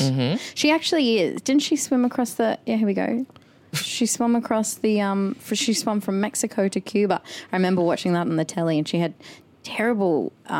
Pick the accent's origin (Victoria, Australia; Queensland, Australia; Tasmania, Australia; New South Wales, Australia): Queensland, Australia; I grew up in Queensland